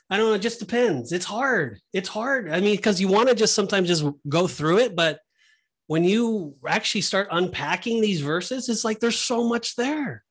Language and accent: English; Southern California, United States; moved away; I'm originally from Southern California